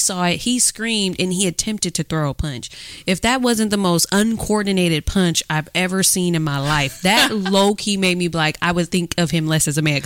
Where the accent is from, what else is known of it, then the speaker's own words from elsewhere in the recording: Oakland, California, United States; growing up in Oakland